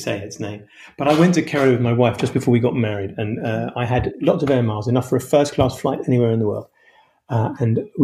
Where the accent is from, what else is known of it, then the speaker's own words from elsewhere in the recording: London, United Kingdom; I'm a Londoner